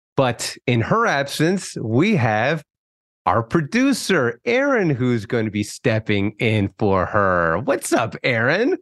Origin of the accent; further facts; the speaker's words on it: California, United States; also born or lived in Northeast United States; we're from California